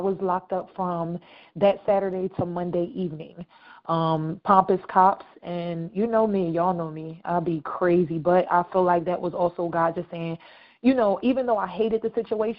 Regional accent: Camden, New Jersey, United States; I'm from Camden

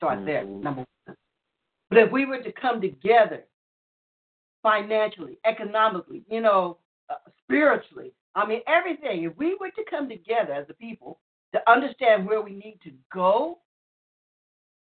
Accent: Muskogee, Oklahoma, United States; also born or lived in Tulsa, Oklahoma; as my grandmama used to stay in Muskogee

